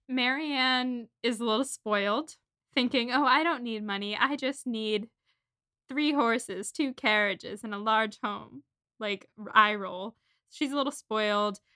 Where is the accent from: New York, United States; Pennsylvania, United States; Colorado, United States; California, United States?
New York, United States; Syracuse; I'm from Syracuse, New York